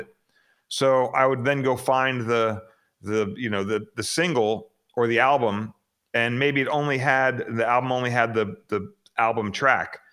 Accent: Phoenix, Arizona, United States; born or raised there; also born or lived in Queens, New York

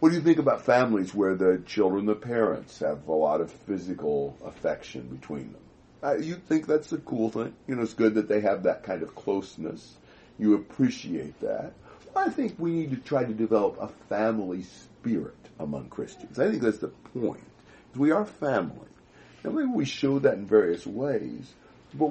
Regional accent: United States; I'm an American

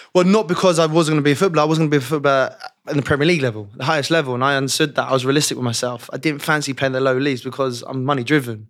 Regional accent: London, United Kingdom; I was obviously born and raised in West London

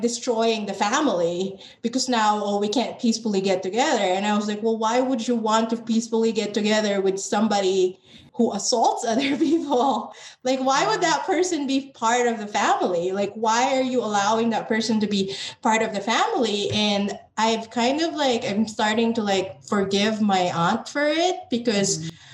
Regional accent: Philippines; moved away as an adult; now in United States; I identify as Filipino American because I am a Filipino born in the Philippines

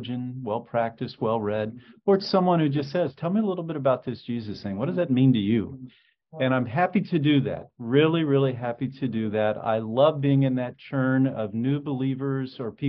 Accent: Indianapolis, Indiana, United States; I grew up in Indianapolis

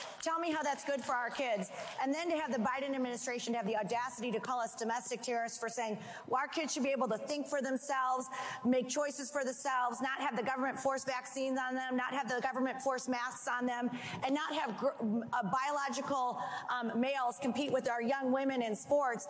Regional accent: Michigan, United States; I'm from the People's Republic of Michigan under Gretchen Whitmer

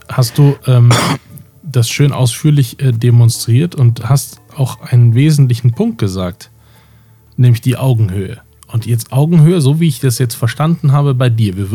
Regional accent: Munich, Bavaria, Germany; ich komme aus München.

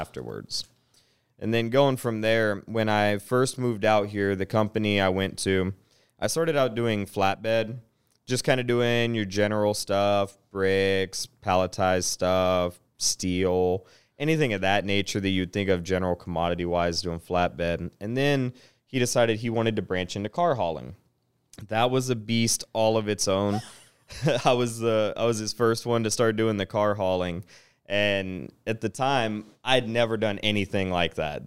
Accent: Chattanooga, Tennessee, United States; also born or lived in Piqua, Ohio; So, I'm from Ohio, uh, born and raised in Piqua, moved to Chattanooga, Tennessee, spent most of my life there up till middle school and then branched out into East Tennessee

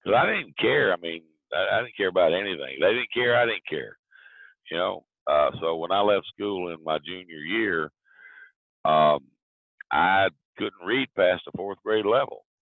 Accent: Big Stone Gap, Virginia, United States; accent: southern; moved away; also born or lived in Florida; I grew up in a small town called Big Stone Gap, Virginia

